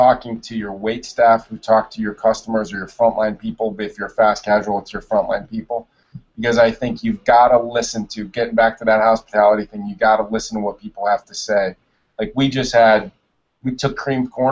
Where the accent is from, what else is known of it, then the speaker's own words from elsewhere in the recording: Springfield, Massachusetts, United States; I'm from Springfield, Mass.